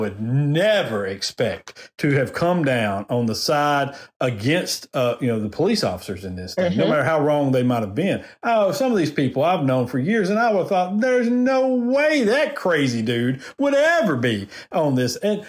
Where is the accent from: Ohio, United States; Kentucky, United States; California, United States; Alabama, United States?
Alabama, United States; Decatur; I'm from Decatur. I grew up there. So I've still got a ton of friends there. Got a lot, my family still lives in Decatur.